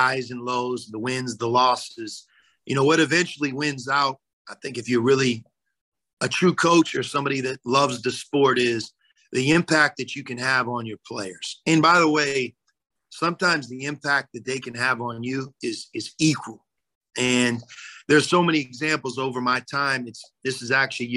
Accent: Pittsburgh, Pennsylvania, United States; moved away as an adult; now in Cincinnati, United States; Born and raised in Pittsburgh, went to Pitt

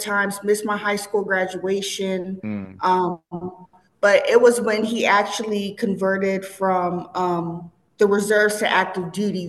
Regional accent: Cincinnati, Ohio, United States; She was a black educator. She opened up a school in Cincinnati

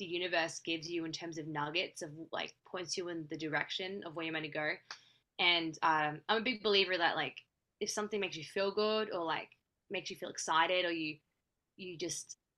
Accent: Australia; now in Los Angeles, United States; I'm based in LA. I'm from Australia.

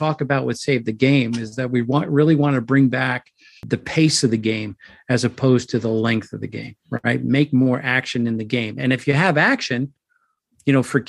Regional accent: New York City, New York, United States; I grew up in the Bronx

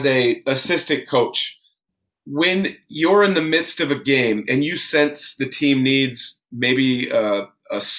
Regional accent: Vancouver, Washington, United States; also born or lived in Portland, Oregon; I grew up in the Portland area, moved to Vancouver when I was in second grade

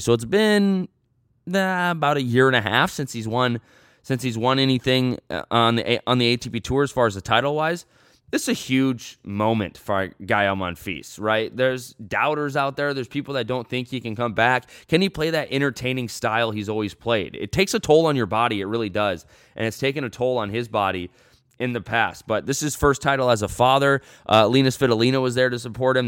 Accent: United States

